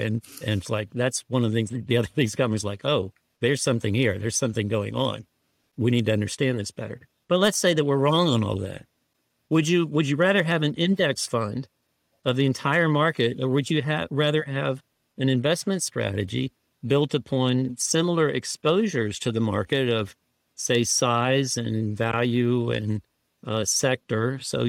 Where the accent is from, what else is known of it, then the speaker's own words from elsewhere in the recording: Houston, Texas, United States; I was raised in Houston, which was the hometown of Enron.